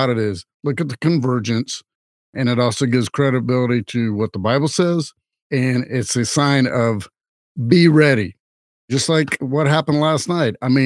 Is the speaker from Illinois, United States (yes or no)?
no; Louisiana, United States; I'm from Louisiana